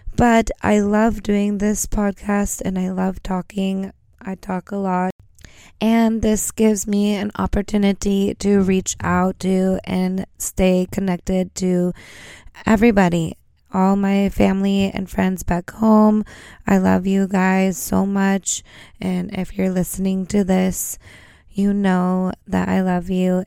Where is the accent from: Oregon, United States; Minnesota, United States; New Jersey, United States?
Oregon, United States; moved away as an adult; now in Norway; I come from Oregon, and where I come from, we tend to snowboard. And if you grew up where I grew up